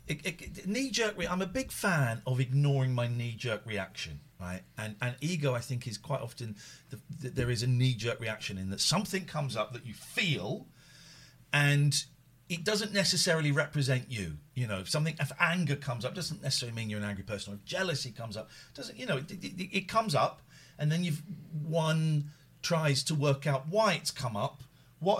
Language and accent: English; Slough, South East England, United Kingdom; moved away; I grew up in Slough